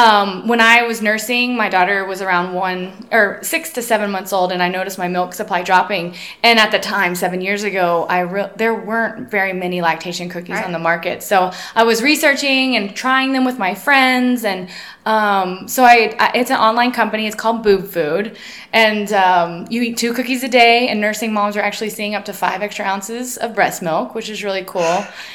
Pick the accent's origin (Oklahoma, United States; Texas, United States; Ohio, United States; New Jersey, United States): Texas, United States; also born or lived in Los Angeles; now in Lubbock, United States; I would say I'm from Texas, not necessarily from Lubbock, but Lubbock draws you in, and we came back here. My husband and I lived in Los Angeles for 13 years